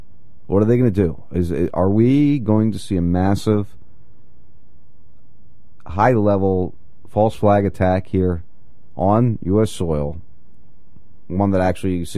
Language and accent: English; New Jersey, United States; moved away; I grew up in Jersey, in the area of where I grew up